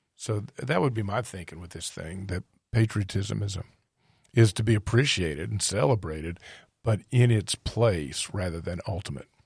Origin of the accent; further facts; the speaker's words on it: United States; being an American